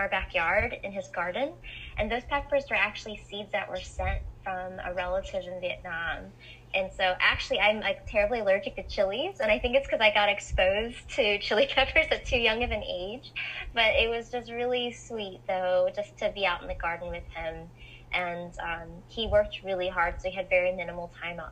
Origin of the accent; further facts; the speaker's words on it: Gainesville, Florida, United States; now in Vero Beach, United States; me growing up in Gainesville